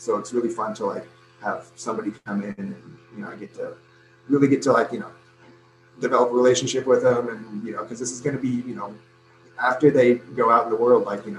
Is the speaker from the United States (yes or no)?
yes; Northwest, United States; now in Arizona, United States; I'm from the Northwest